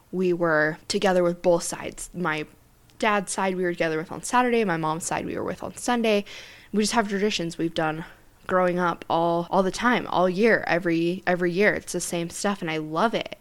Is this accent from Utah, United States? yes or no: yes; Centerville, Utah, United States; also born or lived in Draper, Utah; I grew up in Centerville, Utah